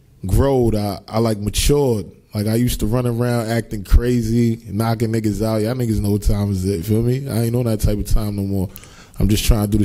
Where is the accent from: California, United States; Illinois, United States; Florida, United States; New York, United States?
New York, United States; New York City; I'm from East Flatbush. The 40s to be exact